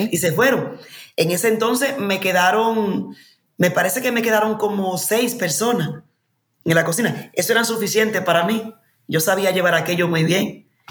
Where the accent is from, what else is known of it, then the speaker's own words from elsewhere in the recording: Dominican Republic; moved away as an adult; also born or lived in Madrid, Spain / United States; volvía a mi tierra